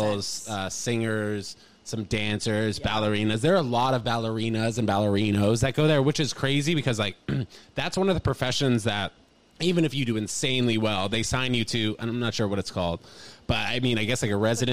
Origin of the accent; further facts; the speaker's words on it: New York City, New York, United States; I had a weird childhood in growing up in Manhattan